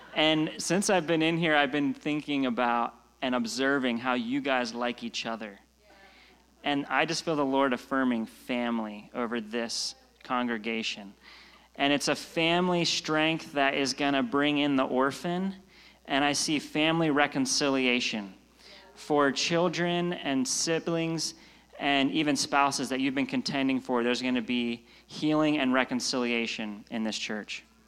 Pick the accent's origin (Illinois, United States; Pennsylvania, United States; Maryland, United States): Pennsylvania, United States; now in Redding, United States; I'm from Pennsylvania, right next door